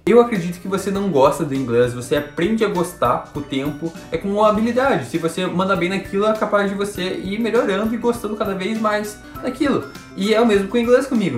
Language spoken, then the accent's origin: Portuguese; Curitiba, Paraná, Brazil; moved away as an adult; now in United States; Eu estudava no Colégio Internacional de Curitiba, tinha uma bolsa por lá, estudei lá por 4 anos